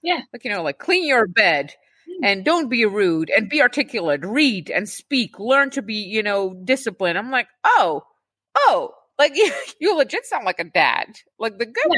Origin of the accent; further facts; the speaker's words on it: Czechia; us Czech Czech people